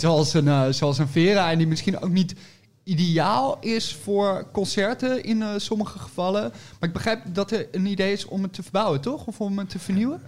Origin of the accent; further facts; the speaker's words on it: 's-Hertogenbosch, North Brabant, Netherlands; moved away; also born or lived in Nijmegen / Utrecht; Ik, ik kom uit Den Bosch oorspronkelijk en ik heb gestudeerd in Nijmegen